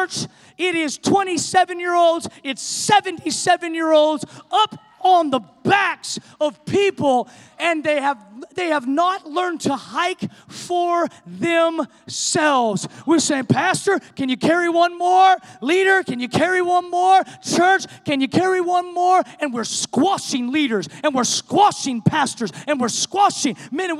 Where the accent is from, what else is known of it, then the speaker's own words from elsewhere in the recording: the Northwest, Pacific Northwest, United States; moved away; We're from the Northwest